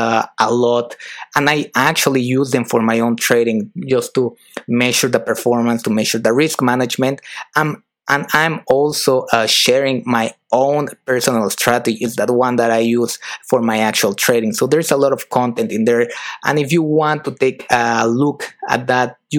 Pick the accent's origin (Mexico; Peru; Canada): Mexico; moved away as an adult; also born or lived in United Kingdom / France; I'm originally from Mexico